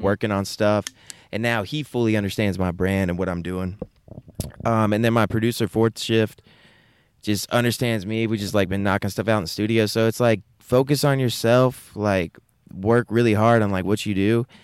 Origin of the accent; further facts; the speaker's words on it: Wake Forest, North Carolina, United States; also born or lived in Raleigh; I was born in Raleigh, raised in Wake Forest